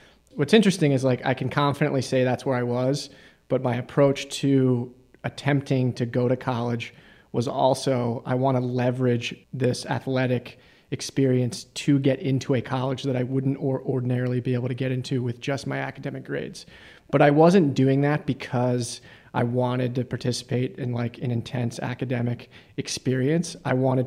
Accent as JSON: {"language": "English", "area": "suburbs outside of Philadelphia", "region": "Pennsylvania", "country": "United States", "tie": "born or raised there", "said": "I grew up in the suburbs outside of Philadelphia"}